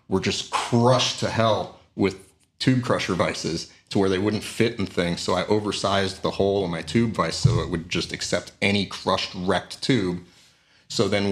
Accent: Sacramento, California, United States; moved away as an adult; also born or lived in Milwaukee, Wisconsin / Seattle area, Washington; now in Seattle, United States; I was born in Milwaukee, raised around Sacramento, but I've been in the Seattle area since I was 19

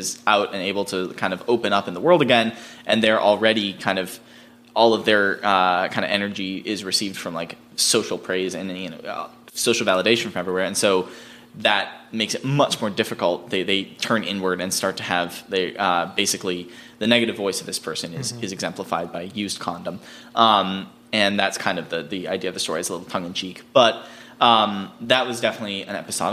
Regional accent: East Coast, United States; now in Los Angeles, United States; I grew up on the East Coast, not in Utah

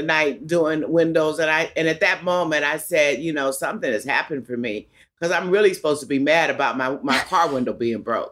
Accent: Los Angeles, California, United States; I was born in Los Angeles County, in East Los Angeles.

